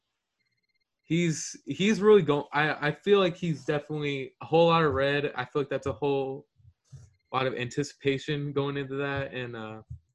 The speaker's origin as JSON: {"language": "English", "town": "Houston", "region": "Texas", "country": "United States", "said": "I'm from Houston"}